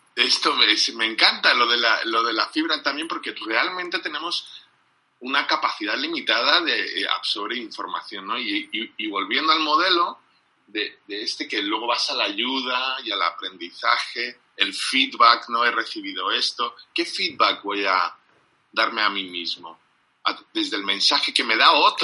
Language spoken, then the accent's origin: Spanish; England, United Kingdom; Spanish is a second language; como soy inglés